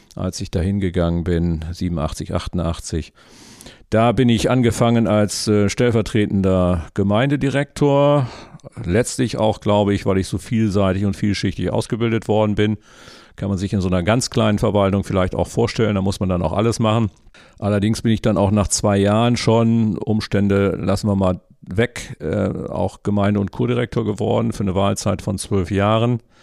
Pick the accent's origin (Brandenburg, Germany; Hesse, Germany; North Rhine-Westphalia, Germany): North Rhine-Westphalia, Germany; Bad Oeynhausen; moved away as an adult; also born or lived in Wangerooge; Wir kommen ja aus Bad Oeynhausen aus der Historie heraus